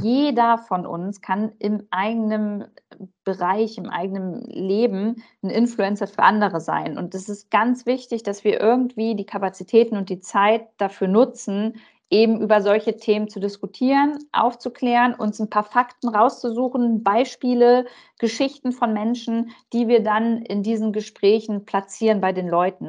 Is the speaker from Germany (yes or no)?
yes; Germany; bei uns in Deutschland